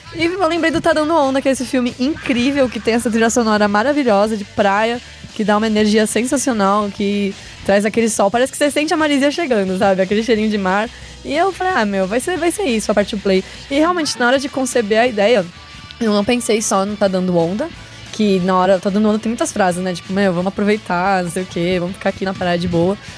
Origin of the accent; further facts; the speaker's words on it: Santos, São Paulo, Brazil; moved away; Eu e a Julia somos de Santos